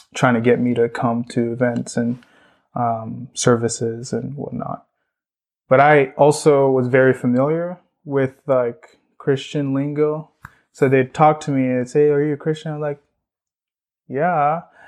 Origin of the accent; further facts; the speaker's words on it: Borno, Nigeria; now in United States; I actually grew up in north northeastern Nigeria, um, place called Borno